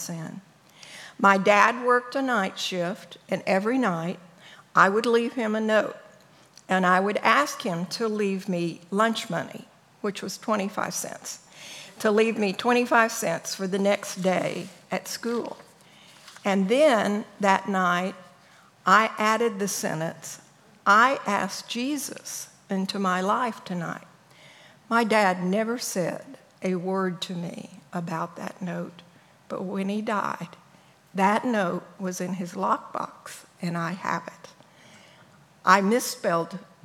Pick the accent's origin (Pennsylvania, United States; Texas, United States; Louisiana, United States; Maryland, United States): Texas, United States; El Paso; born or raised there